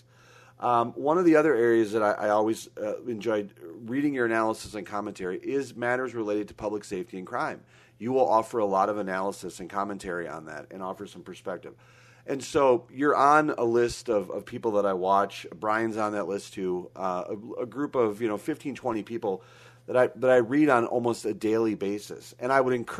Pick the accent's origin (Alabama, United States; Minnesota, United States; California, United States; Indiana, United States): Minnesota, United States; growing up in Minnesota